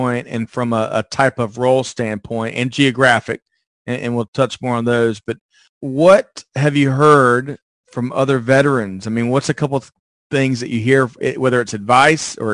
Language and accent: English; Aiken, South Carolina, United States; moved away as an adult; I was from Aiken, South Carolina. I was an hour and 20 minutes from home.